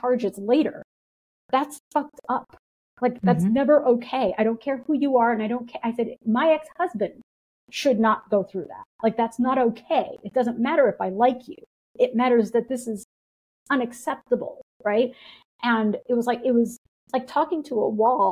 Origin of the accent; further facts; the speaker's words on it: United States; as an American